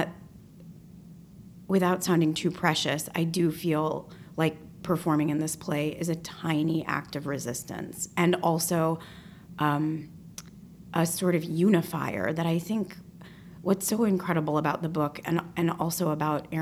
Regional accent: Detroit, Michigan, United States; moved away; a young woman growing up in Detroit

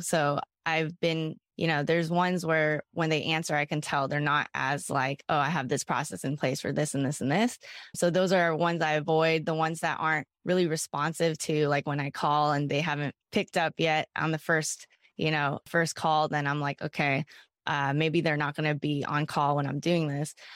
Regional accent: Bay Area, California, United States; I was from the Bay Area

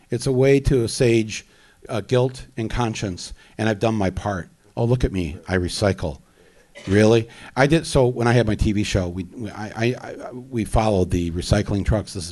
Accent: Midwest, United States; now in New York, United States; I come from the Midwest um, uh, and I come from a working class family

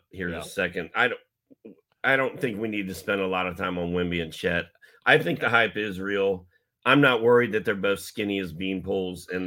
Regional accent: Indianapolis, Indiana, United States; moved away; I'm from Indianapolis originally

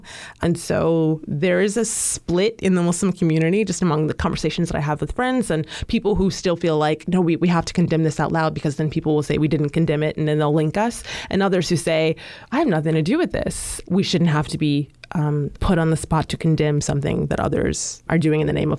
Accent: United States; I am African American, so this is my home.

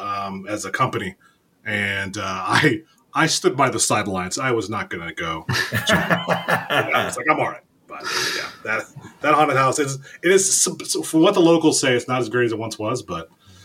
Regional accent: Youngstown, Ohio, United States; also born or lived in Columbus, Ohio; now in Canton, United States; I'm from Youngstown.

